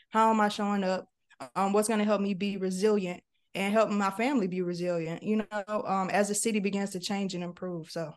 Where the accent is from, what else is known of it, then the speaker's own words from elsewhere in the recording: St. Louis, Missouri, United States; moved away as an adult; also born or lived in Texas / Washington, D.C.; So started in St. Louis